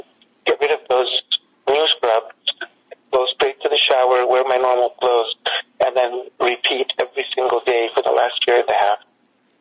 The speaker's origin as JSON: {"language": "English", "town": "Alexandria", "region": "Alexandria Governorate", "country": "Egypt", "also_born_or_lived": "Los Angeles, United States / Middle East", "moved": "yes", "lives_now": "Phoenix, United States", "said": "I'm an Egyptian from Alexandria. I currently live in Phoenix, Arizona"}